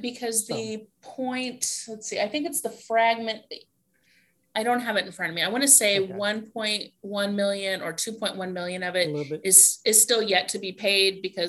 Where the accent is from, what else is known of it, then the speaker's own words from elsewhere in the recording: Kansas, United States; as being the Kansan, the native Kansan here on the podcast